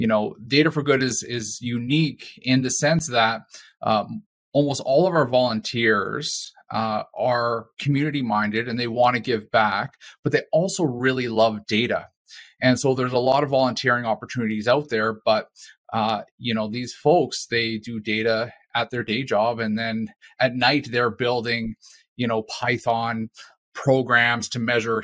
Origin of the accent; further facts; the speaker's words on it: Calgary, Alberta, Canada; moved away as an adult; now in Regina, Canada; So I hail from Calgary, and in Calgary we had one of the first chapters of Data for Good alongside Toronto, and I was a participant there. When I moved into Regina